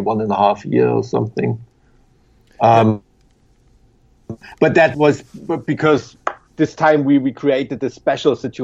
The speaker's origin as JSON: {"language": "English", "town": "Weimar", "region": "Thuringia", "country": "Germany", "said": "I'm from Weimar in Germany"}